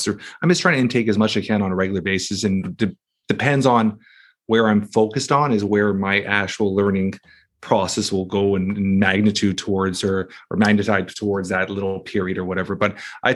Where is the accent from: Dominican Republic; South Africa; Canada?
Canada; Toronto, Ontario; Toronto, Canada